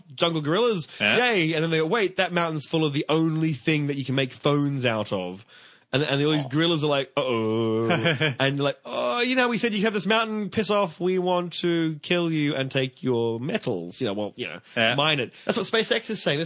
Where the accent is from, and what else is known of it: Australia; also born or lived in Brisbane